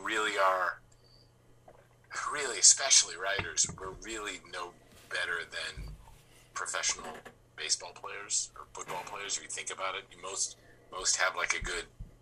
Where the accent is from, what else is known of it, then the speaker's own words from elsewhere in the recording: Boston, Massachusetts, United States; growing up in Boston